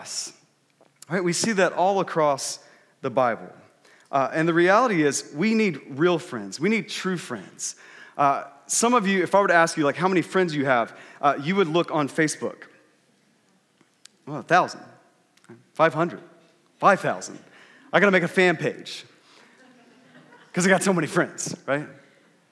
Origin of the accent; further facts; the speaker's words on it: Texas, United States; moved away; I grew up in Texas, and whenever I go back to Texas, typically in the summer, my family, we go back for about 2 weeks.